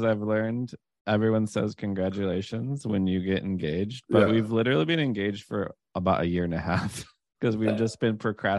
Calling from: San Francisco, California, United States; I'm in San Francisco right now.

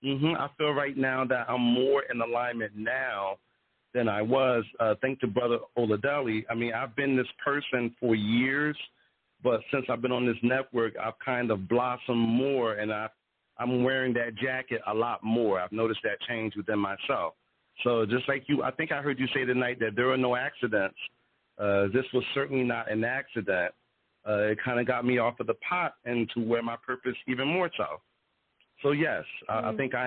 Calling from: Philadelphia, Pennsylvania, United States; I'm calling in from Philadelphia.

